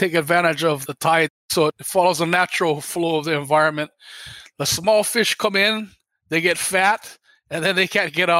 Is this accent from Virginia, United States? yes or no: no; Oahu, Hawaii, United States; I'm from Oahu, Hawaii.